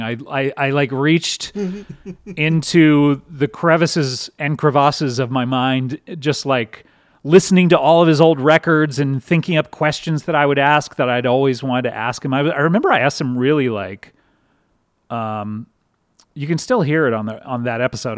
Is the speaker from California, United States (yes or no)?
yes; Southern California, United States; I grew up in Southern California